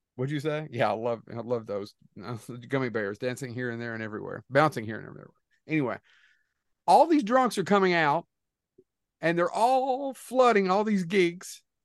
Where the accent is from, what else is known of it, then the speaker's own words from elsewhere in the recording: Kentucky, United States; We're losers from Kentucky